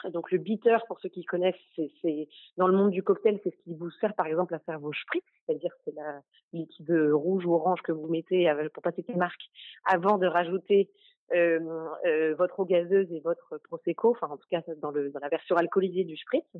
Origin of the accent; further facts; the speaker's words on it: Normandy, France; on est normand